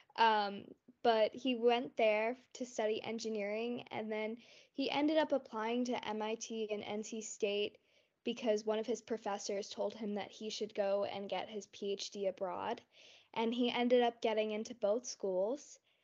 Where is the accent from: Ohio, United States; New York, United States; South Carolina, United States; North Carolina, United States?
North Carolina, United States; also born or lived in Morrisville, North Carolina / Cary, North Carolina; I was born in North Carolina